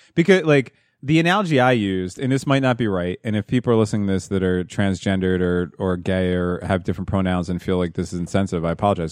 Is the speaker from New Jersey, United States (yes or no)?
yes; New Jersey, United States; growing up in New Jersey